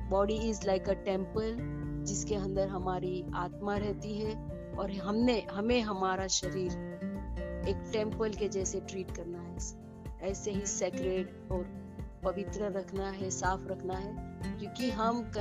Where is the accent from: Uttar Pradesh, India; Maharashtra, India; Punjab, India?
Maharashtra, India; Mumbai; मैं मुंबई से हूँ और मेरा क्लिनिक है मुंबई में